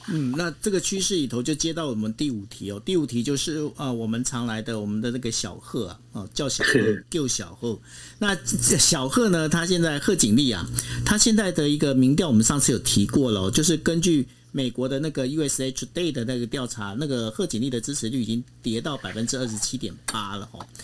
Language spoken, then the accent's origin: Chinese; Taiwan; 身为我们在台湾，我们是一个台湾人